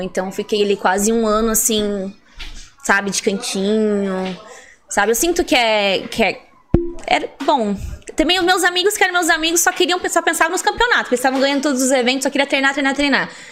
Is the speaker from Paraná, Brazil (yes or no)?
yes; Colombo, Paraná, Brazil; moved away as an adult; also born or lived in interior of São Paulo state; now in São Paulo, Brazil; Eu nasci no interior de São Paulo, né? Mas fui criada em Curitiba, eu falo que eu sou de lá, né? Em ah. Colombo.